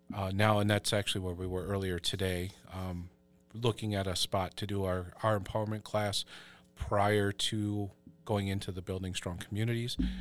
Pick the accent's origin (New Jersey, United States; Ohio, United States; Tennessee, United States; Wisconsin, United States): Wisconsin, United States; Wisconsin Rapids; also born or lived in Black River Falls; And we're from Black River Falls, but I grew up a little bit east of there in Wisconsin Rapids.